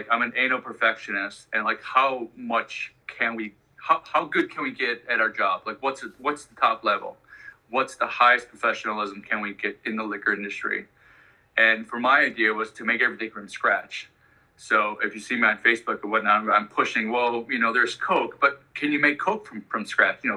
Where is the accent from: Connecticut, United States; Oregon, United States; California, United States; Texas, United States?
California, United States; Santa Barbara; Uh, I'm from Santa Barbara, California. We're about uh, 1.5 hours north of LA.